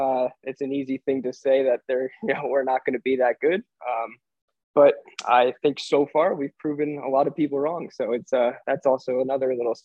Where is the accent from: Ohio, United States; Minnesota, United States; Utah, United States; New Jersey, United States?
New Jersey, United States; Mercer County is like the hub of New Jersey soccer, I think, and that's where my dad grew up.